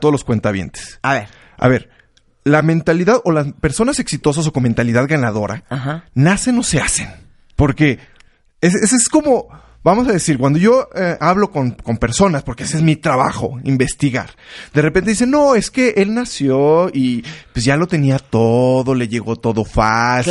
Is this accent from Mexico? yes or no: yes; Mexico